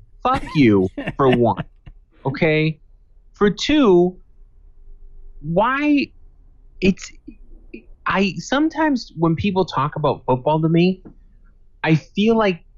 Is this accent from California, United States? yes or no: no; Boston, Massachusetts, United States; I'm from Boston